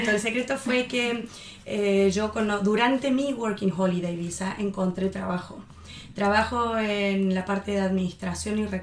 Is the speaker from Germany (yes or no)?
yes; Germany; born there; Como habías contado, yo nací en Alemania y quería vivir la cultura y la experiencia de estar en Alemania.